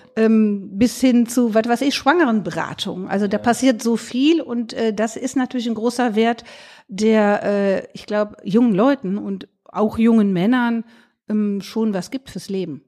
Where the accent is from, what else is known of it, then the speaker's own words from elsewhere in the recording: Rhineland, Germany; ich komme auch aus dem Rheinland